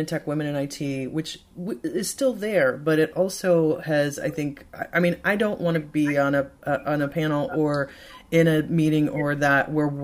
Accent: Michigan, United States; I'm from Michigan, so I'm a fellow Midwesterner as well. And I come from very small towns

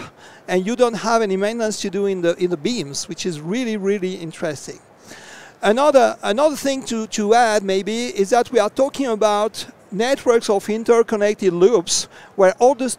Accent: France; from France

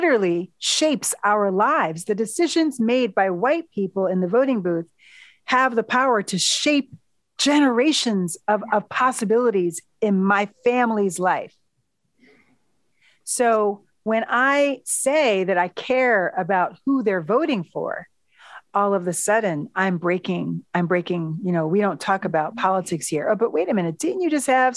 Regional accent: United States; also born or lived in New York City / Washington, D.C.; I'm American

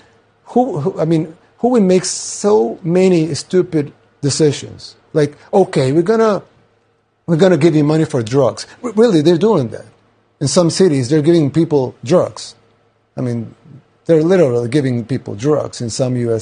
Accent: El Salvador

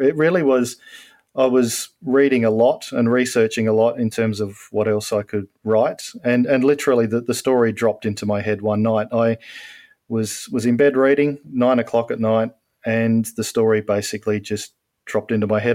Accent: Australia; I'm an Australian

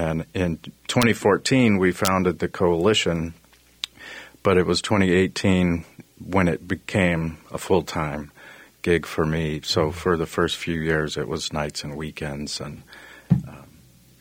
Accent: Texas, United States; I grew up in Texas, and I've been in construction my whole life

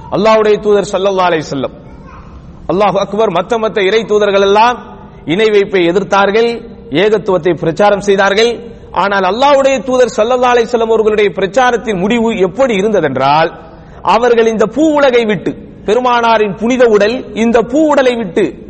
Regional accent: Tamil Nadu, India; moved away as an adult; also born or lived in Nagercoil; now in Dammam, Saudi Arabia

